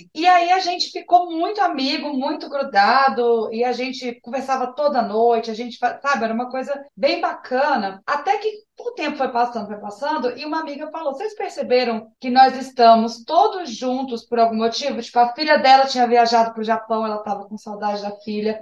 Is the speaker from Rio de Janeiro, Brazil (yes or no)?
no; Brasília, Federal District, Brazil; eu sou de Brasília.